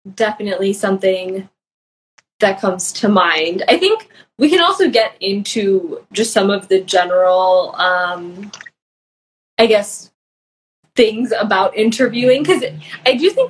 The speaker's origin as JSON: {"language": "English", "town": "Chicago", "region": "Illinois", "country": "United States", "tie": "born or raised there", "moved": "as an adult", "said": "I grew up in Chicago"}